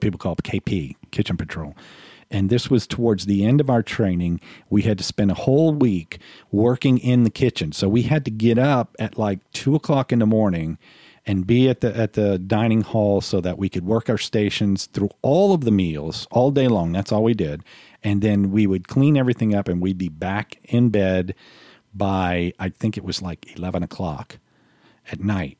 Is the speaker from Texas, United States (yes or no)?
no; New Orleans, Louisiana, United States; moved away as an adult; I'm from New Orleans